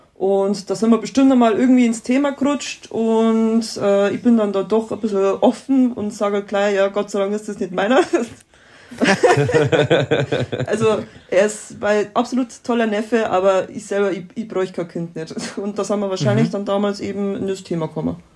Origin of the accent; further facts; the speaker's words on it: Mamming, Bavaria, Germany; wir kommen aus dem Landkreis Dingolf in Landau in der Gemeinde Mamming. Das ist eine kleine Ortschaft in Niederbayern